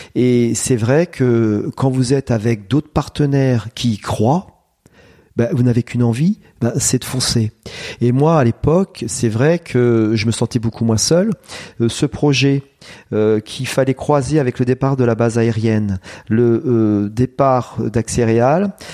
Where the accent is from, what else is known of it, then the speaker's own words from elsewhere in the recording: Vauve, Centre-Val de Loire, France; je suis né à Vauve. Hein, donc que je suis originaire de la région